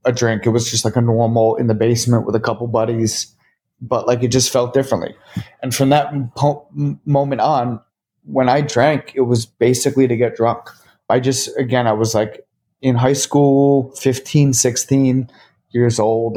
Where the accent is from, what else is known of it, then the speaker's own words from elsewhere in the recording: Short Hills, New Jersey, United States; I grew up in Short Hills, New Jersey